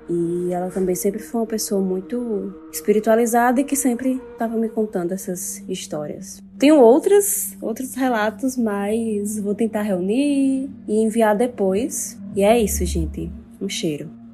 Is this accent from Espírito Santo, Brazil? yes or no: no; interior of Paraíba, Brazil; moved away as an adult; now in João Pessoa, Brazil; moro em João Pessoa, mas eu sou interior da Paraíba